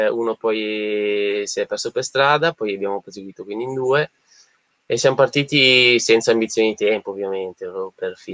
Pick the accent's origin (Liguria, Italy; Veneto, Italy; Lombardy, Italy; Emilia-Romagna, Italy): Lombardy, Italy; Busto Arsizio; io sono originario di Bustarsizio, eh, provincia di Varese.